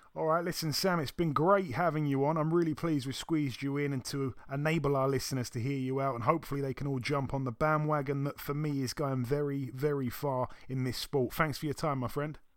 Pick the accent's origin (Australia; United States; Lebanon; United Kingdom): United Kingdom; being a Brit